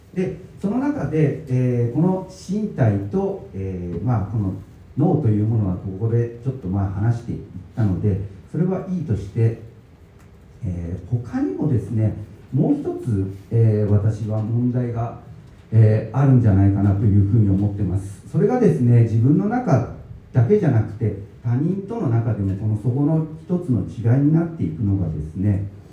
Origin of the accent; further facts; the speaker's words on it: Higashiyamato, Tokyo, Japan; moved away as an adult; also born or lived in Chiba Prefecture; now in Tottori Prefecture, Japan; 私はですね、え東京都東大和市の団地で生まれ育ちまして